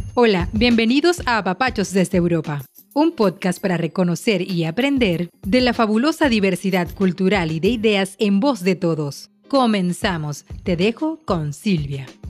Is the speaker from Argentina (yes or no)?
yes; Argentina; moved away as an adult; also born or lived in Lausanne, Switzerland; now in Basel, Switzerland; nosotros salimos con mi esposo de Argentina hace más de 20 años